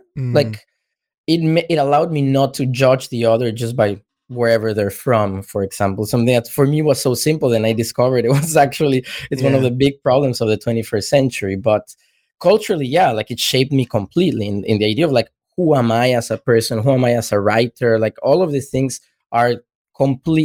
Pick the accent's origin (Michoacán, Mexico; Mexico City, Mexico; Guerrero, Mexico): Mexico City, Mexico; moved away; also born or lived in Havana, Cuba; I was born and grew up mostly in Mexico City to a Brazilian father